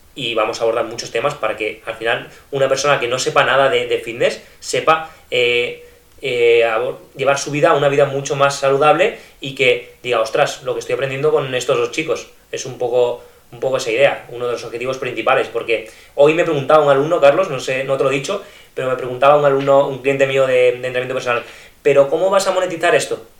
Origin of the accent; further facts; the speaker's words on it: Almendralejo, Extremadura, Spain; moved away as an adult; now in Barcelona, Spain; yo soy procedente de, de Extremadura, de un pueblo que se llama Almendralejo